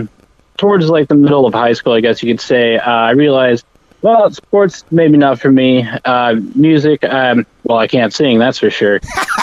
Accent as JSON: {"language": "English", "region": "Texas", "country": "United States", "tie": "born or raised there", "said": "Well, I'm originally from a small town north of Dallas, pretty close to Gainesville, Texas. And that's where I spent the majority of my life until I moved away to Lubbock, Texas to go to Texas Tech University."}